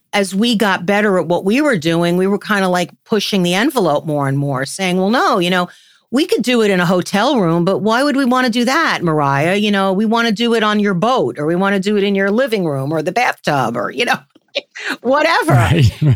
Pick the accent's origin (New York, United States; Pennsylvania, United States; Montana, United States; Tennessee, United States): New York, United States; New York City; I grew up in New York City, in the village, and in Chelsea. So I was a real village kid